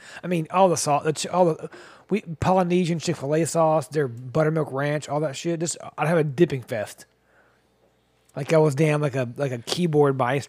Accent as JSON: {"language": "English", "region": "the South", "country": "United States", "said": "I'm from the South."}